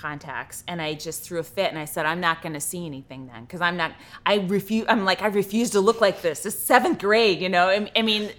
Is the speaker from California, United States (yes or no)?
yes; California, United States; I grew up in the East Bay of San Francisco.